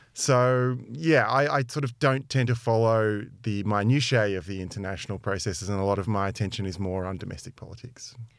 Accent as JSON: {"language": "English", "town": "Melbourne", "region": "Victoria", "country": "Australia", "tie": "born or raised there", "moved": "as an adult", "lives_now": "London, United Kingdom", "said": "I grew up in Melbourne"}